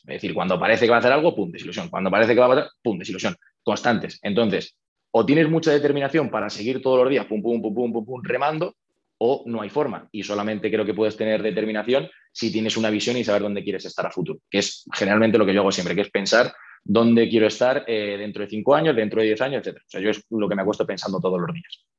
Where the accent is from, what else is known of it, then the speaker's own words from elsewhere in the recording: Toledo, Castilla-La Mancha, Spain; moved away as an adult; now in Madrid, Spain; yo soy de Toledo y me vine a estudiar la carrera a Madrid.